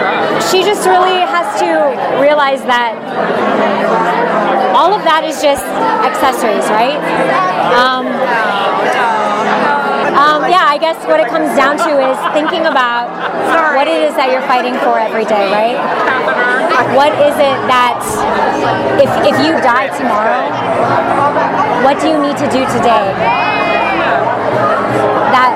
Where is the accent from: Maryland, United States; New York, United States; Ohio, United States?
Ohio, United States; moved away as an adult; also born or lived in Cincinnati; now in Los Angeles, United States; I'm from Ohio. Been in LA for 11 years